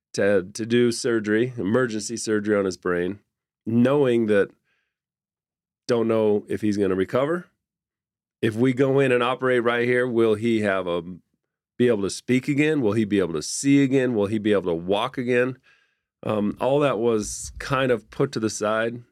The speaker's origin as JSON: {"language": "English", "town": "Orem", "region": "Utah", "country": "United States", "tie": "born or raised there", "said": "I grew up in Orem"}